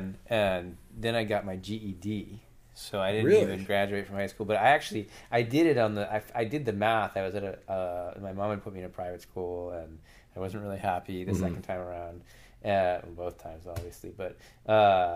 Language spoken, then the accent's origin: English; Brookline, Massachusetts, United States; I grew up just outside of Boston, like an hour from Fenway Park in Brookline